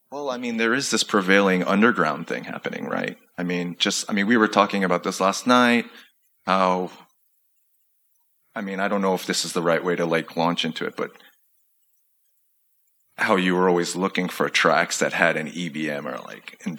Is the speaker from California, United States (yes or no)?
no; Chicago, Illinois, United States; like i growing up in Chicago